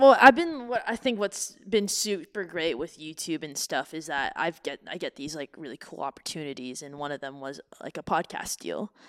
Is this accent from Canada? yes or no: yes; Canada; now in United States; my hometown of Canada